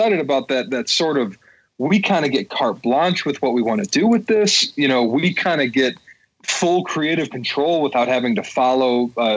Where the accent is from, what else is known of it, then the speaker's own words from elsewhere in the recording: Downriver, Michigan, United States; also born or lived in Dearborn, Michigan; I am a native Michigander for my entire life to date. I was born in Dearborn and raised downriver and currently reside in Dearborn